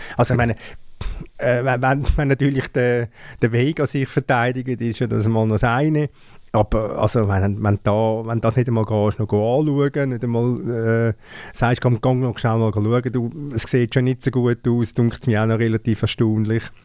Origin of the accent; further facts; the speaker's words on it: Switzerland; sind wir Schweizer